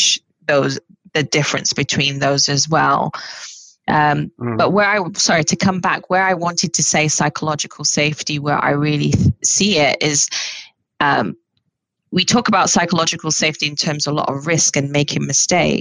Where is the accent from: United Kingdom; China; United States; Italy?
United Kingdom; I'm Black British